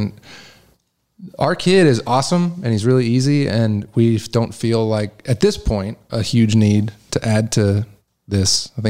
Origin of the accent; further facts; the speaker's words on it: Kalamazoo, Michigan, United States; now in Nashville, United States; my hometown in Kalamazoo, Michigan